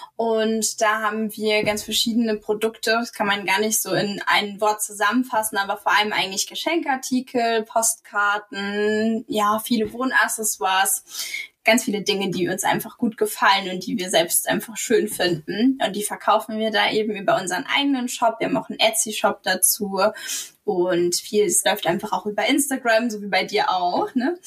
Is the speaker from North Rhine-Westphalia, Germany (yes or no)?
no; Rhineland-Palatinate, Germany; moved away as an adult; also born or lived in Mannheim / Wiesbaden; wir zurück in die Pfalz ziehen möchten. Ähm, also meine Heimat, da leben meine Eltern auch